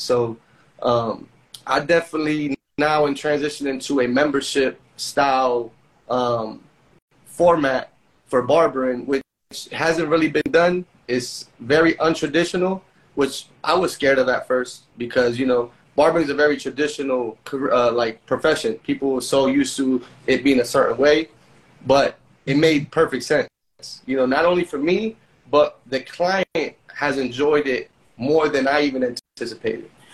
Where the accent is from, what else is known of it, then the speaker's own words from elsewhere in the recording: Orlando, Florida, United States; also born or lived in Ukiah, California; I'm originally from Orlando